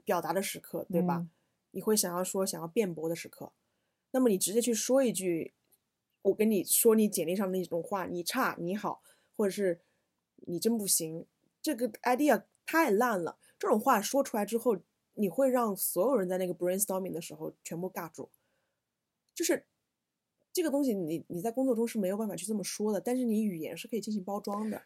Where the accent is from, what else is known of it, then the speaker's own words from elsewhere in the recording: China; 我们中国人